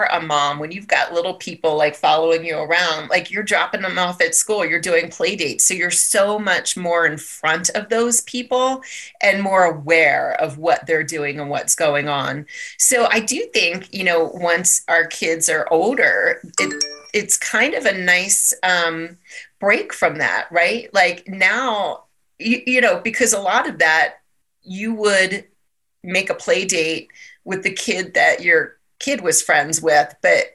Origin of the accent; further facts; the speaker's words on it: Maryland, United States; moved away as an adult; also born or lived in San Diego; now in Colorado, United States; so I grew up in Maryland. I lived there for most of my life.